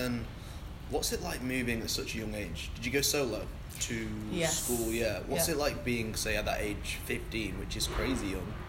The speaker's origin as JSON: {"language": "English", "town": "Manchester", "region": "North West England", "country": "United Kingdom", "tie": "born or raised there", "also_born_or_lived": "Netherlands", "moved": "as an adult", "said": "I moved from Holland to Manchester when I was two. I don't remember it, I was two."}